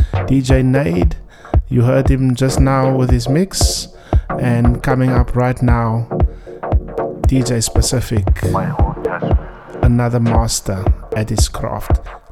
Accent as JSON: {"language": "English", "town": "Cape Town", "region": "Western Cape", "country": "South Africa", "said": "I'm from Cape Town."}